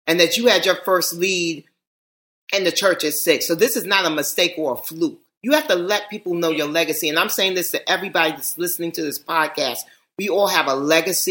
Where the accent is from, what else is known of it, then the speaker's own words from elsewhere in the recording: New York City, New York, United States; I am from Manhattan, but more importantly, I'm from Harlem.